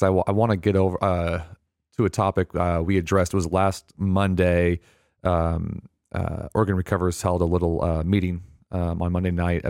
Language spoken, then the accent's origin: English; Oregon, United States; I was born and raised here in Oregon.